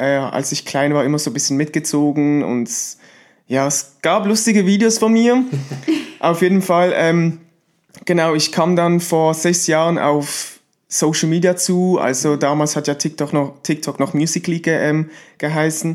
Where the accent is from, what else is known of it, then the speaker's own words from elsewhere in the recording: Switzerland; ich bin aus der Schweiz